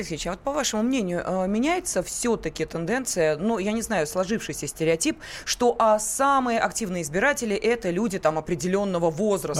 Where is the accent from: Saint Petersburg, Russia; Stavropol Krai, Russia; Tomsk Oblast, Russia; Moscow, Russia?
Moscow, Russia; мы, москвичи